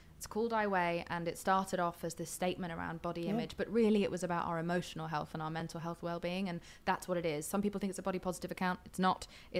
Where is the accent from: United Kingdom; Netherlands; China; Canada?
United Kingdom; I grew up in Britain in the 90s